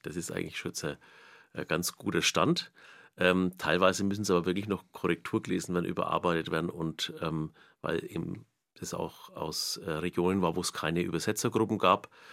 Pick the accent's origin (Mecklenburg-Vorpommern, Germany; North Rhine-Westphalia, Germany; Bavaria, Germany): Bavaria, Germany; Nuremberg; accent: Middle Franconian, Knoblauchsland; first language Franconian; now in Lichtenau, Germany; mein Heimatort ist Almushof, das ist im Knoblauchsland, kürzer Kirchengemeinde Kraftshof